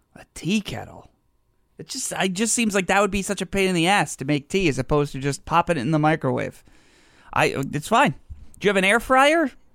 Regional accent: United States; I'm American

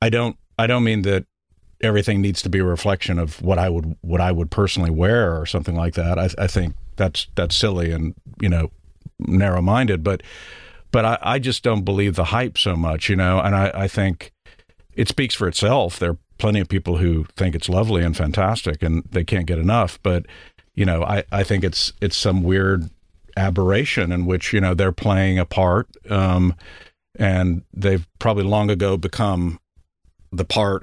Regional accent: Odessa, Texas, United States; to trying to hide my Texas background or parts of my life, you know, like not having to admit that I was from Odessa, you know, which has plenty of mobile homes

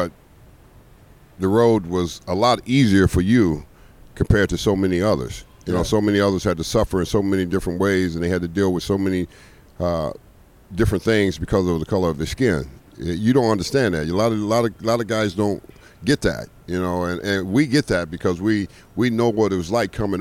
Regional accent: Los Angeles, California, United States; I'm from South Central L.A.

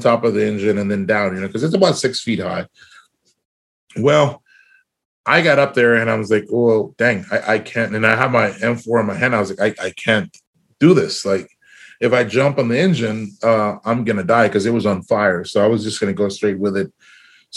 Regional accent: South Texas, United States; We grew up in South Texas.

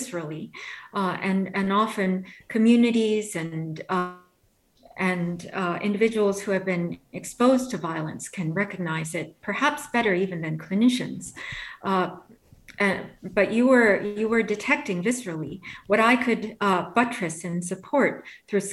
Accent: New York City, New York, United States; I grew up in New York City during the time when it was rather violent

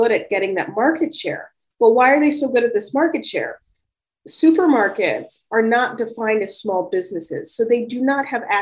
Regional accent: Chicago, Illinois, United States; I'm a child of the 80s, and I grew up in Chicago.

